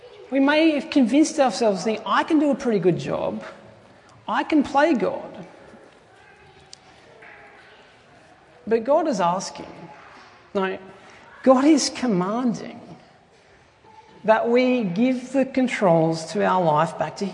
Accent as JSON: {"language": "English", "town": "Tumut", "region": "New South Wales", "country": "Australia", "tie": "born or raised there", "said": "my hometown, which is in southern New South Wales, a little place called Tumut."}